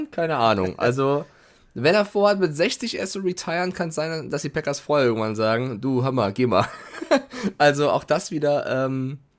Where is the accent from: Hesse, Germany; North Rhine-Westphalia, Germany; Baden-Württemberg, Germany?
Hesse, Germany; Frankfurt; Nein, ich als, als Frankfurter sag zu 1000 Taui und nicht Mille